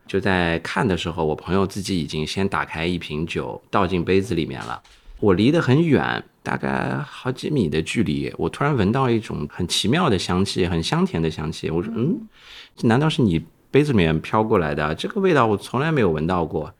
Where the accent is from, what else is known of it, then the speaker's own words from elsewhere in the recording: Xinjiang, China; now in Shanghai, China; 我是新疆出生长大的，所以我们那边喝酒比较彪悍